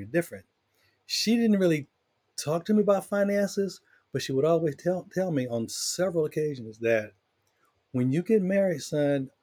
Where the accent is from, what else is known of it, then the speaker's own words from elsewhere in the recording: the South, United States; I grew up in the South, in the country.